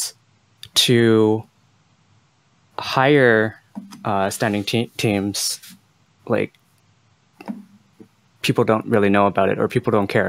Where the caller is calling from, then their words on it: Montreal, Quebec, Canada; I'm calling from Montreal.